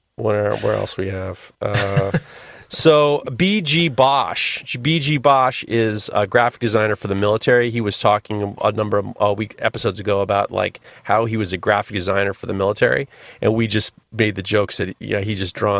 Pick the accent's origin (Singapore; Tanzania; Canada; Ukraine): Canada; But being Canadian, I have to say sorry for boring you.